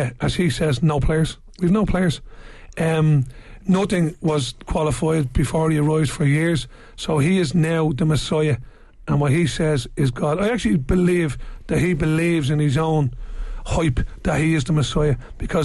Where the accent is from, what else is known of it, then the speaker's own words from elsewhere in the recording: Ireland; for me as an Irishman who loves Irish football